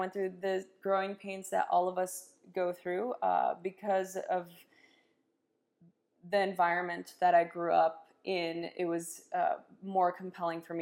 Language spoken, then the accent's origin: English; Los Angeles, California, United States; born or raised there